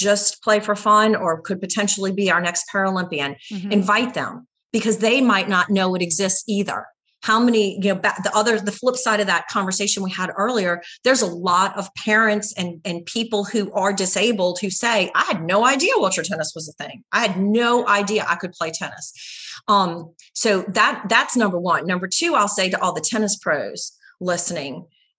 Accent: the South, United States; we are from the South

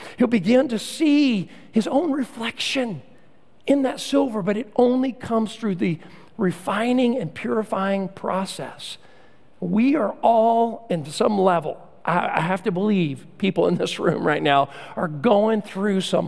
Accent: Central Texas, United States; When I was a kid growing up in Central Texas

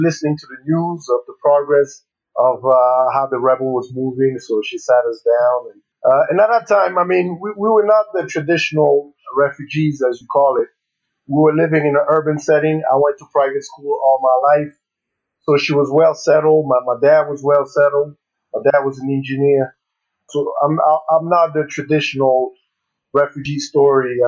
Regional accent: Burundi; moved away as an adult; also born or lived in Kenya; So I was born in Kenya, but I briefly stayed there for less than a few months. And then I moved to Burundi, and I grew up in Burundi till I was the age of 19.

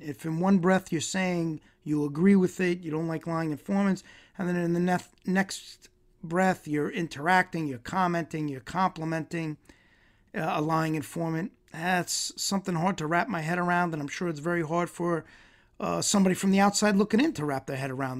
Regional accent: New York, United States; I'm Italian from New York

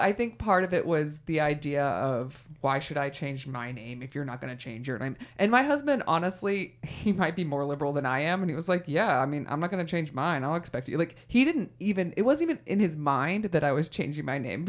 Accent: Texas, United States; I'm from Texas. Never my family's from Texas

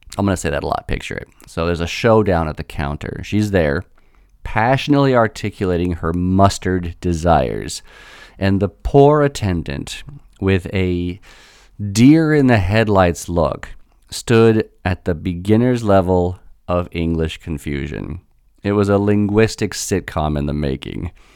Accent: United States; as an American

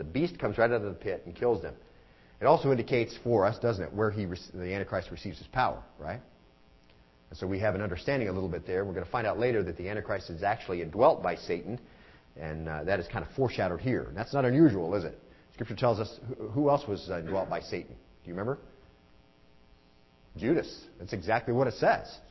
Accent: Arizona, United States; now in Lynchburg, United States; I'm from Arizona

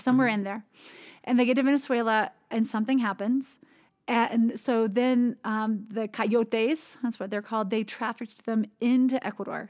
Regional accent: United States; growing up in the United States

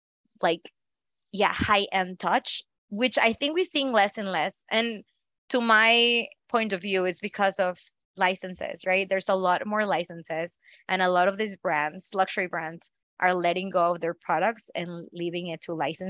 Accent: Northeast, Mexico; also born or lived in Northwest, Mexico; I see it in Mexico. I grew up in the Northeast and I have friends from the Northwest.

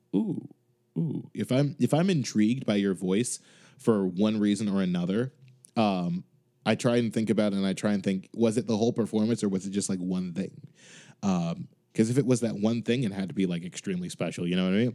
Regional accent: Chicago, Illinois, United States; now in Boston, United States; I'm currently living in Boston, but I am from Chicago

